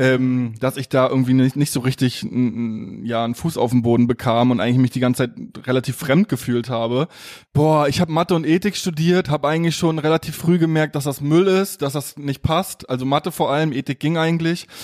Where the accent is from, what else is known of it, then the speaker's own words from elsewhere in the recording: Mecklenburg-Vorpommern, Germany; moved away; bei uns in MV